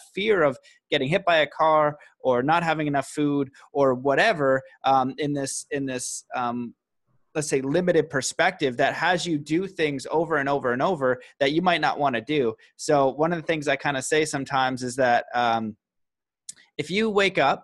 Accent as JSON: {"language": "English", "country": "Canada", "said": "a Canadian boy"}